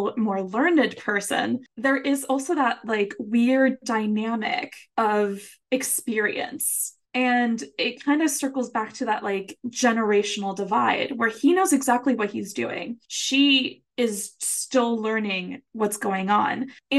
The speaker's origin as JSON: {"language": "English", "country": "Puerto Rico", "first_language": "Spanish", "second_language": "English", "said": "I think it's a bit cultural as well, because, you know, I'm from Puerto Rico, my first language Spanish."}